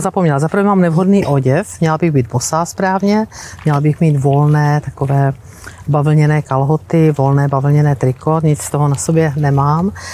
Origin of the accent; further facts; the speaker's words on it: South Moravian Region, Czechia; moved away as an adult; now in Prague, Czechia; Já jsem se z Jižní Moravy